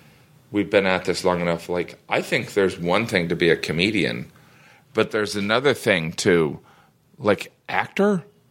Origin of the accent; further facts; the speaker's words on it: Midwest, United States; All right, I'm from the Midwest. All right? I'm from the Midwest. I love the Northeast.